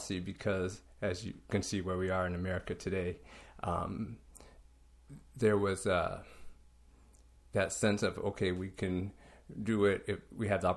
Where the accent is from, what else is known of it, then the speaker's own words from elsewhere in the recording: Lakewood, Washington, United States; I was born in Lakewood, Washington. Grew up, went to school in Lakewood, Washington.